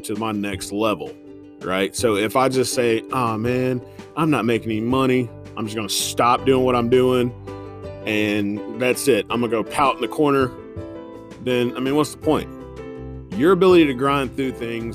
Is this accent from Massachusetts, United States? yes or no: no; Indiana, United States; now in Newnan, United States; Midwesterner here. Yeah, I'm from Indiana.